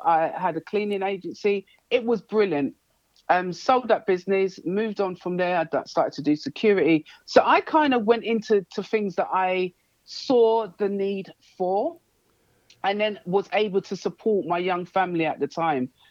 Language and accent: English; London, United Kingdom; I was brought up in Hackney. And that's East London.